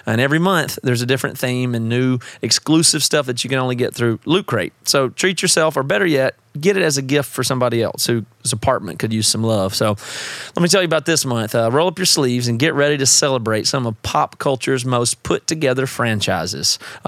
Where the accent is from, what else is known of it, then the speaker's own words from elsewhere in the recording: South Carolina, United States; Seth and I grew up together in South Carolina.